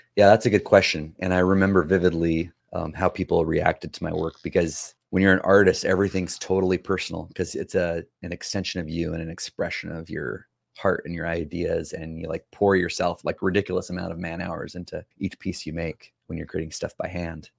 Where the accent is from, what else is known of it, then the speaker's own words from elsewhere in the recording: San Joaquin Valley, California, United States; moved away as an adult; also born or lived in Canada; I grew up right in the middle, both north and south, east and west of California. It's called the San Joaquin Valley.